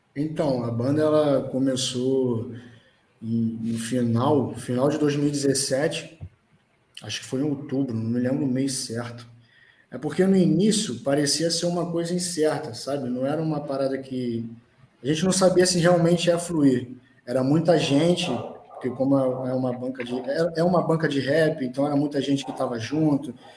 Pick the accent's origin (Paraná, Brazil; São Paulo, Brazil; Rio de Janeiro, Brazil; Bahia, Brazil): Rio de Janeiro, Brazil; eu sou de Bento Ribeiro, eu sou do lado, então moro do lado de Madureira.